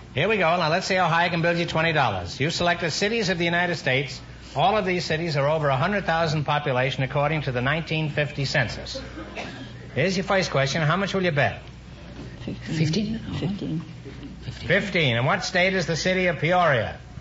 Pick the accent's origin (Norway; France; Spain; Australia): Norway; Oslo; moved away; I'm from Oslo, Norway.